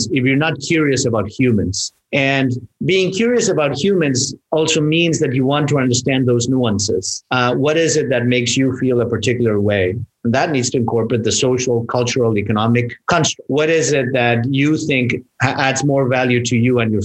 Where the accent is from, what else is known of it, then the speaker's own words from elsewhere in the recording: Mexico; moved away; I grew up in Mexico. I'm, you know, half German, a little bit of Polish in there and half Mexican.